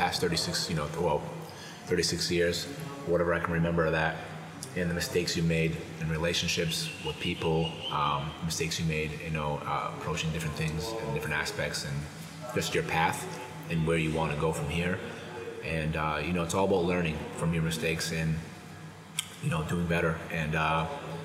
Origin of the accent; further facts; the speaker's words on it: Brockton, Massachusetts, United States; me and him are from the same area. He's from Warwick, I'm from Brockton